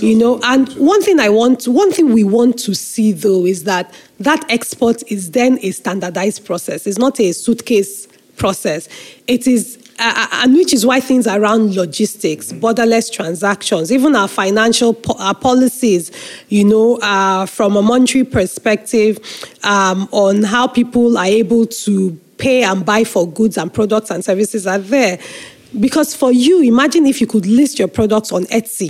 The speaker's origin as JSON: {"language": "English", "country": "Nigeria", "said": "I am a Nigerian patriot, as they say, you know, through and through, because I have no other country than"}